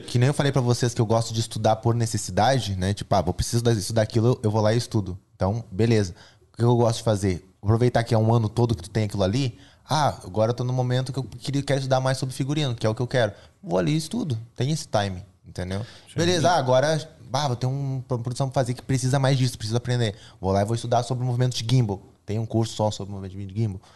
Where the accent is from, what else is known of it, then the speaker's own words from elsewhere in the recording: Brazil; Eu sou o cara do gospel, eu sou brasileiro, eu sou jovem.